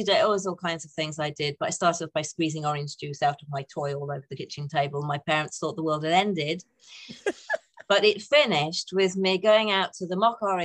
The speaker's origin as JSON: {"language": "English", "region": "North East England", "country": "United Kingdom", "tie": "born or raised there", "also_born_or_lived": "Saltburn / Redcar / Durham", "said": "Oh, northeast of England. So born in a place called Saltburn."}